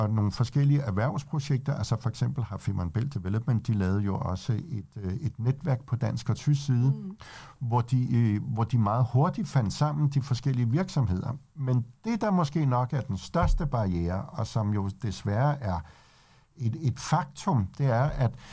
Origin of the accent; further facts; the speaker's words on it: Denmark; Det kan vi selvfølgelig også godt gøre, selvom vi er danskere